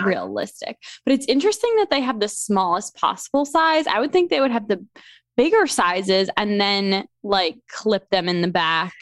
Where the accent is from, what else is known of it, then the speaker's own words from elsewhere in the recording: New York, United States; moved away as an adult; also born or lived in Delaware; now in Philadelphia, United States; I grew up in New York